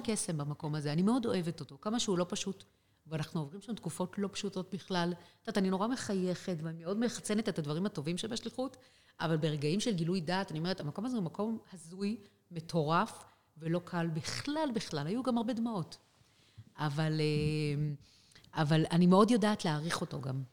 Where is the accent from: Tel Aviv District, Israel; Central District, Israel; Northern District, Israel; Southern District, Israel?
Central District, Israel; Rehovot; moved away as an adult; now in Kathmandu, Nepal; ברחובות, כן, ילדה ברחובות